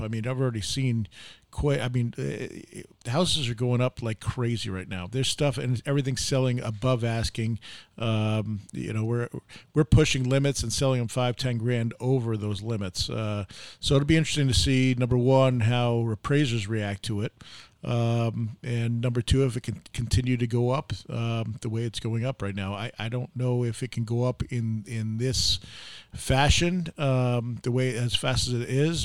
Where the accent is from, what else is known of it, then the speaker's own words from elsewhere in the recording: New York, United States; now in Arizona, United States; I'm, I'm from New York